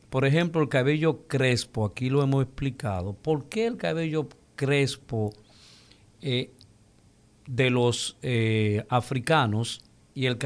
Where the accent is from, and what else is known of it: Dominican Republic